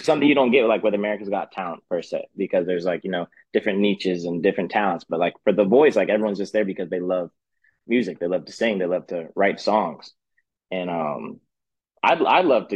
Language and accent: English; Dade City, Florida, United States; there's this little restaurant in my hometown, Dade City. Where I'm actually at right now.